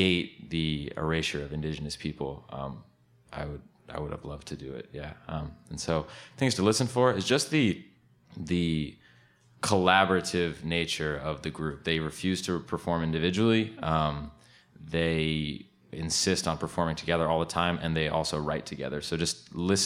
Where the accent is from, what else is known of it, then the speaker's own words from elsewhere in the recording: Woodbridge, Connecticut, United States; also born or lived in Portland, Oregon; I am from Woodbridge, Connecticut